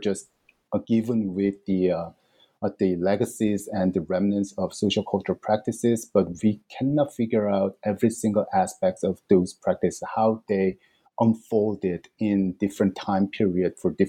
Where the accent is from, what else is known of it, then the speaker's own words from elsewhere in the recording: South Korea; And they knew that I came from Korea, and they knew that I studied Chinese literature.